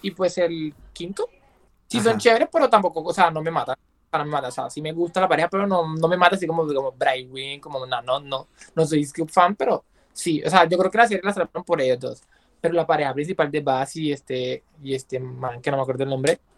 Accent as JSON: {"language": "Spanish", "town": "San Andrés", "region": "San Andrés and Providencia", "country": "Colombia", "said": "soy de Colombia, específicamente yo en San Andrés Islas."}